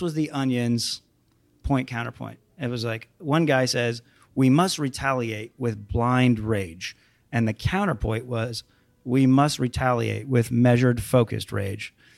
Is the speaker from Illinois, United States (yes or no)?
no; Phoenix, Arizona, United States; moved away as an adult; now in Los Angeles, United States; I grew up in Phoenix